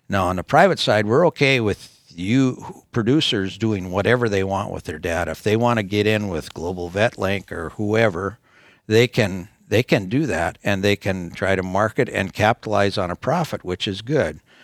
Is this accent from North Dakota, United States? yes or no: yes; North Dakota, United States; we're from North Dakota